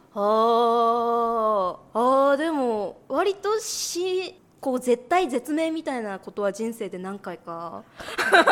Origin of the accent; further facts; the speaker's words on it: Osaka, Japan; now in Tokyo, Japan; 大阪出身なので